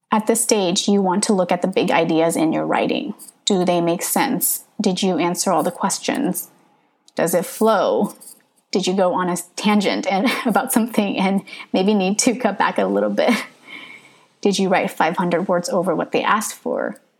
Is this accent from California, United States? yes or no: yes; Northern California, United States; first language English; I grew up in Northern California